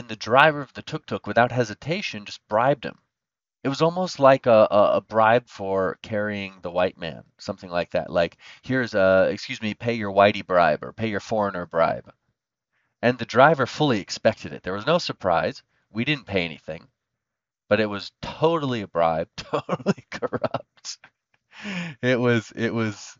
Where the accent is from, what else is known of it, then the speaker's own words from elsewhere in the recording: United States; As an American